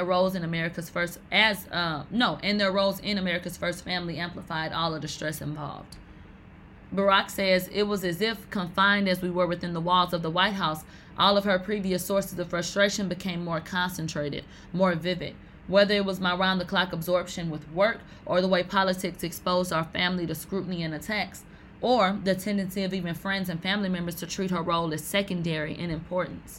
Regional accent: the South, United States; I'm from the South

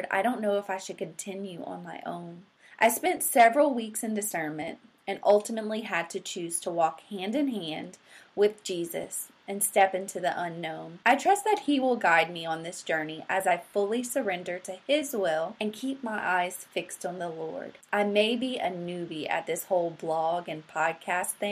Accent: South Louisiana, United States; I'm from South Louisiana

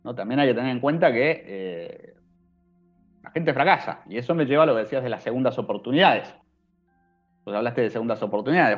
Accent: Argentina; soy argentino

